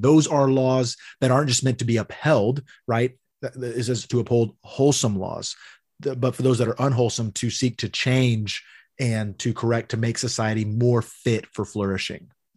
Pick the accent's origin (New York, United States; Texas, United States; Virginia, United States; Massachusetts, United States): Texas, United States; Amarillo; born or raised there